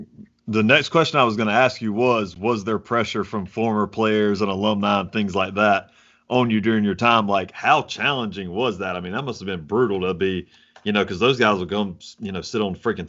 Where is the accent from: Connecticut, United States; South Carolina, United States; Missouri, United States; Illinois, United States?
South Carolina, United States; even though I'm from South Carolina